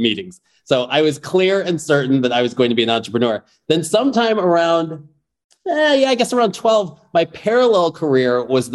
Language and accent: English; Chicago, Illinois, United States; I grew up in Chicago.